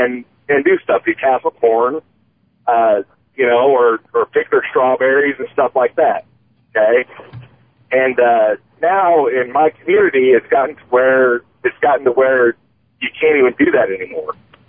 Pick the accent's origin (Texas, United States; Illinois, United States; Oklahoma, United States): Illinois, United States; I grew up in the Midwest. I'm from Illinois, okay?